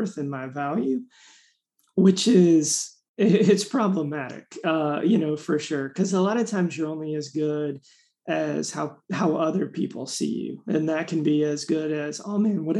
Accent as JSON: {"language": "English", "town": "Raleigh", "region": "North Carolina", "country": "United States", "said": "I'm from Raleigh, North Carolina"}